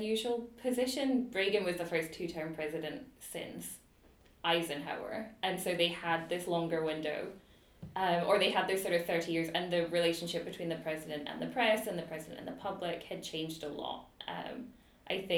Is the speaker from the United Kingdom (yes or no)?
yes; United Kingdom; now in Edinburgh, United Kingdom; I was British